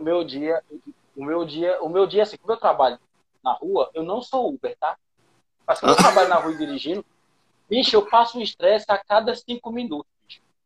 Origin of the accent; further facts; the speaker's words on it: Pernambuco, Brazil; moved away as an adult; now in São Paulo, Brazil; eu sou de Pernambuco